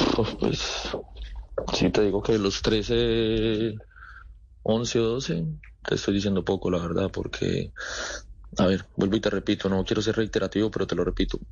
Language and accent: Spanish; Colombia; now in Murcia, Spain; todos somos latinos, colombianos